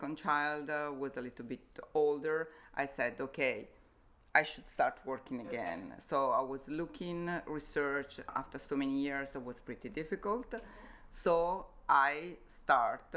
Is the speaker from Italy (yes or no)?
yes; Como, Lombardy, Italy; moved away as an adult; also born or lived in Innsbruck, Austria; we moved to Como, my hometown